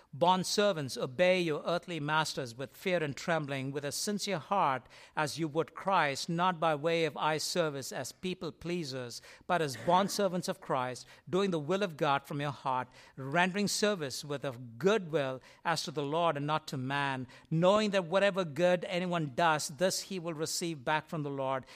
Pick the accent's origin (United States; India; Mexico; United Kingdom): India; moved away; I grew up in India, and in India, as you walk in our complex where we used to live